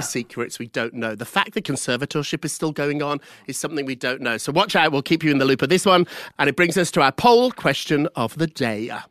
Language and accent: English; United Kingdom; I'm British